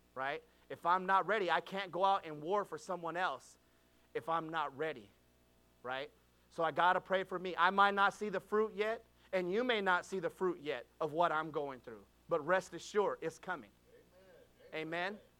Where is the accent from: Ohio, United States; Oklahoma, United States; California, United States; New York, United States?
California, United States; I was born and raised in California